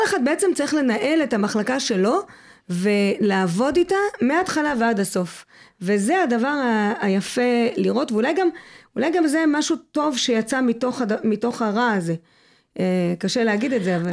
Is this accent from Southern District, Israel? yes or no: yes; Mitzpe Ramon, Southern District, Israel; זה מקום שבחרתי לחיות בו. גדלתי בו, עזבתי, וחזרתי מבחירה שלי